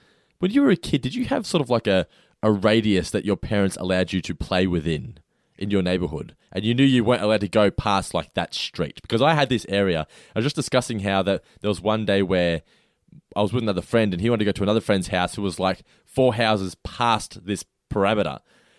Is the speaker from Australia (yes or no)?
yes; Norlane, Victoria, Australia; Oh, mate, I grew up in Norlane, so.